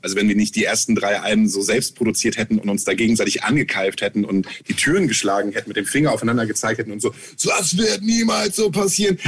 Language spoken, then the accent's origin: German; Germany; wir kommen aus Deutschland